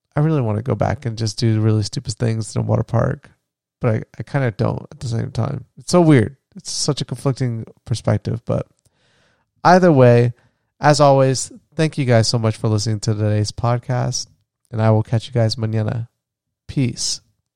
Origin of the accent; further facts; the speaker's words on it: Florida, United States; where I grew up in Florida